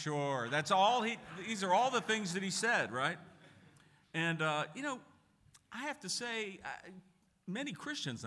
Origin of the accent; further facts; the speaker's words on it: Pittsburgh, Pennsylvania, United States; moved away; I'm originally from Pittsburgh and I got some Irish blood in me